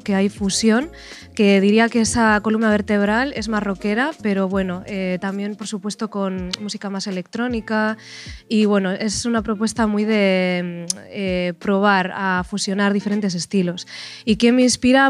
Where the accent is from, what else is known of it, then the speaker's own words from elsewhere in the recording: Bilbao, Basque Country, Spain; soy de Bilbao